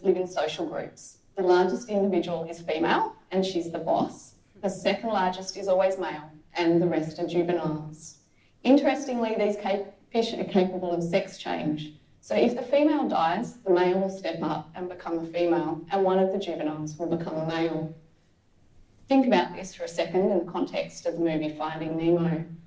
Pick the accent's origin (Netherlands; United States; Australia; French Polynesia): Australia; Canberra, Australian Capital Territory; I grew up in Canberra, which is a bit of a drive from the beach